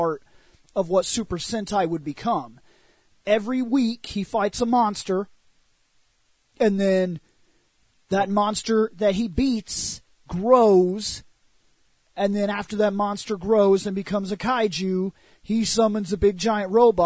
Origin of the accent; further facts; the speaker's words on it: United States; we're American